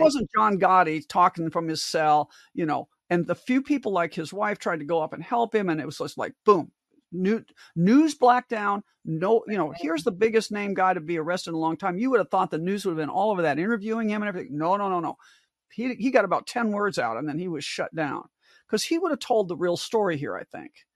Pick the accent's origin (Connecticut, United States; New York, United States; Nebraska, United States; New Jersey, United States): Nebraska, United States; Omaha; growing up in South Omaha